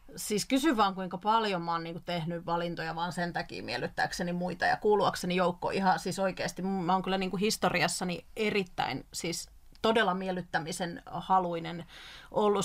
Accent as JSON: {"language": "Finnish", "region": "South Ostrobothnia", "country": "Finland", "tie": "born or raised there", "said": "Mä oon sieltä kotoisin"}